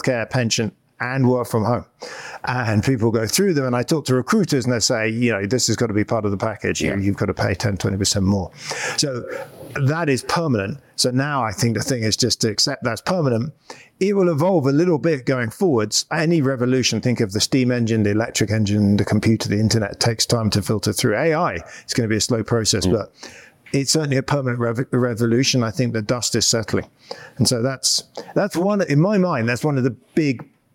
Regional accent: United Kingdom; moved away as an adult; now in United States; I'm British. Well, guess we're both British. We're both Brits in America. I came over to Stanford University about 20 years ago in 2004.

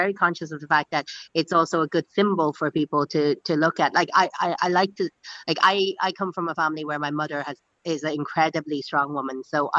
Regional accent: Dublin, Leinster, Ireland; It comes in good waves, and in fairness, like I was saying this just the other day again to your colleague, is that there is a huge amount of support for me

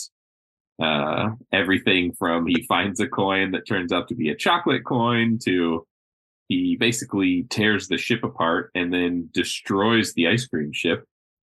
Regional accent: Florida, United States; I'm from Florida

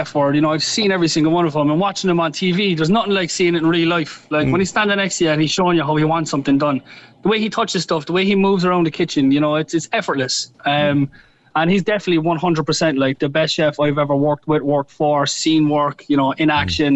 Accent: Cork, Munster, Ireland; moved away; being Irish and being from Cork

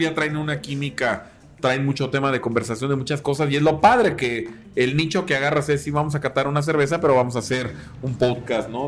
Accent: Mexico

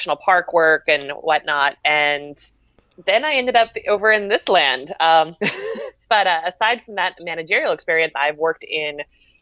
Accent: outside Baltimore, Maryland, United States; also born or lived in Billings, Montana / Minnesota; now in Destin, United States; I was born and raised right outside of Baltimore, Maryland, ended up moving out to Billings, Montana

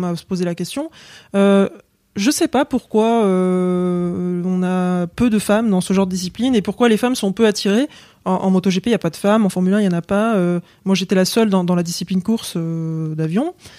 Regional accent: England, United Kingdom; moved away; je suis né en Angleterre. En fait, je suis anglaise d'origine. J'ai la double nationalité. Euh, papa anglais, maman française.

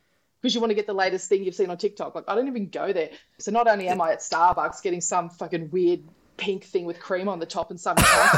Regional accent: Queensland, Australia; I'm a Queenslander

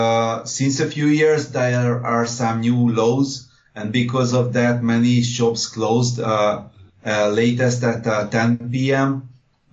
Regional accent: Budapest, Hungary; born there; Yes, I was born in Budapest.

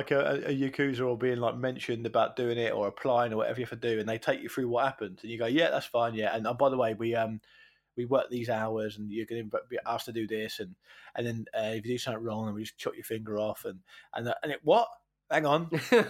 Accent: Portsmouth, South East England, United Kingdom; when I was a kid, growing up in Portsmouth, it was only really sailors and criminals that had tattoos

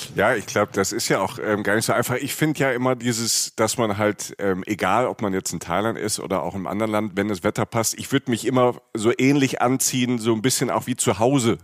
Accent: Germany; als Deutscher

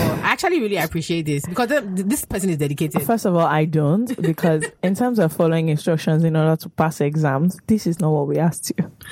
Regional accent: United Kingdom; I'm British.

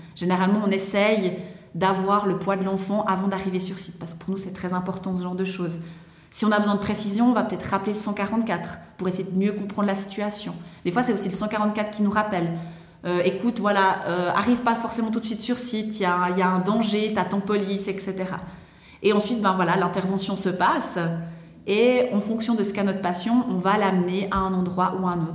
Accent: Vaud, Switzerland; also born or lived in London; je viens de la région du Gros-de-Vaud

